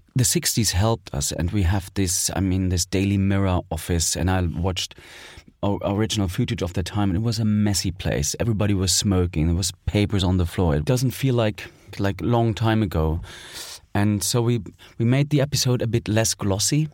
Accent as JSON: {"language": "English", "region": "East Germany", "country": "Germany", "tie": "born or raised there", "said": "I was born in East Germany, so I spent my childhood there."}